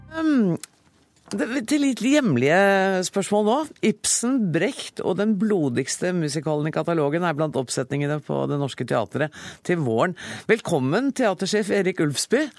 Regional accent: Norway; som nordmann

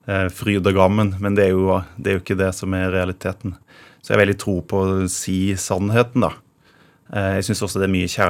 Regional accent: Råde, Østfold, Norway; accent: Rogaland dialect; also born or lived in Rogaland; Eh, jeg flytta til eh, Råd i Østfold da jeg var to år.

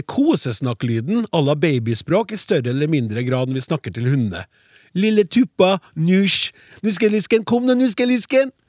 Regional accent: Innlandet, Norway; I Solør, der jeg kommer fra, sier vi Narne.

